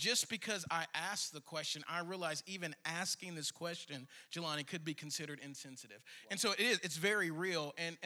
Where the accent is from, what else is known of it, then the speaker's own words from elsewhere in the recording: Shreveport, Louisiana, United States; moved away as an adult; also born or lived in California / Arkansas; now in Dallas-Fort Worth, United States; I was born in California, but I grew up in Shreveport, Louisiana